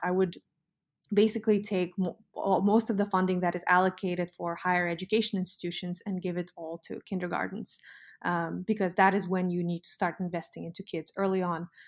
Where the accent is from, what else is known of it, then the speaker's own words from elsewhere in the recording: Almaty, Kazakhstan; now in United States; I grew up in Almaty. I'm an Almaty girl.